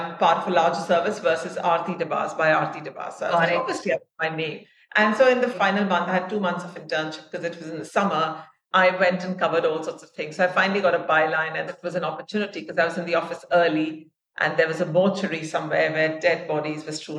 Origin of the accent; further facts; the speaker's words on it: India; moved away as an adult; also born or lived in Dubai; I am Indian. My family is Indian. I have not been living in India for 20 years now because I work for the ICC, which is headquartered in Dubai, and before that, for 10 sports. But I grew up in India. My dad was in the army